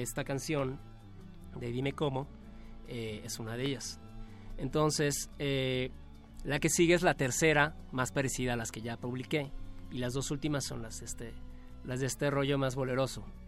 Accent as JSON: {"language": "Spanish", "region": "Yucatán", "country": "Mexico", "said": "me siento más yucateco"}